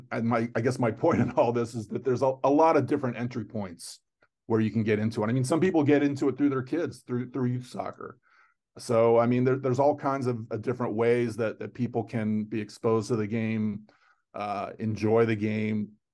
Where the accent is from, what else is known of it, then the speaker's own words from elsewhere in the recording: Fort Lauderdale, Florida, United States; I grew up in South Florida